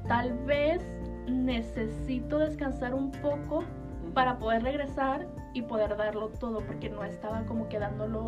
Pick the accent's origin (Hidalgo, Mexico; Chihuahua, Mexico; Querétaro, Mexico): Chihuahua, Mexico; nací aquí en Chihuahua, en Chihuahua.